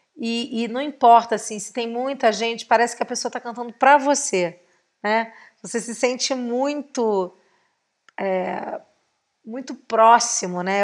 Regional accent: Rio de Janeiro, Brazil; como uma boa carioca, nascida e criada em Santa Teresa, moradora da Tijuca

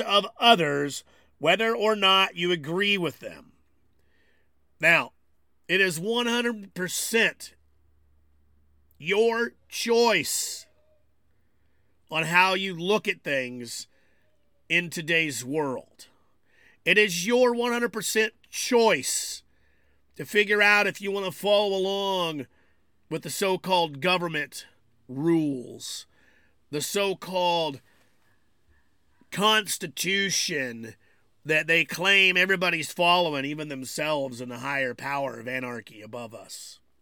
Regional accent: United States; I consider myself an American

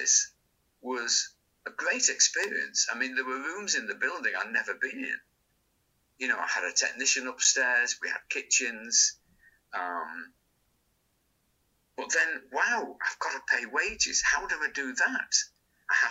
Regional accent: Manchester, North West England, United Kingdom; I was brought up in Crumsall.

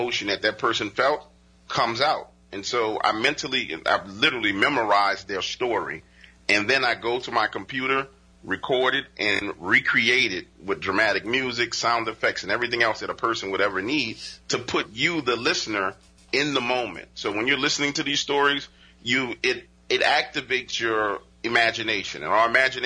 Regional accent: New Orleans, Louisiana, United States; I live in New Orleans. I was born and raised in New Orleans because they moved here.

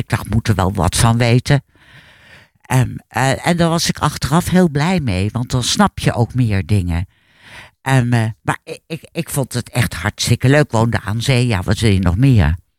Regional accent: Hilversum, North Holland, Netherlands; now in Laren, Netherlands; ik ben eh, opgegroeid in Hilversum.

